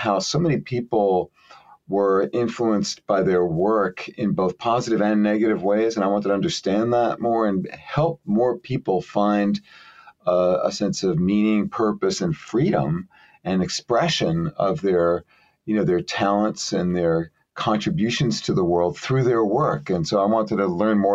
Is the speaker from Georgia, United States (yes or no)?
no; New York City, New York, United States; I grew up in Brooklyn, New York.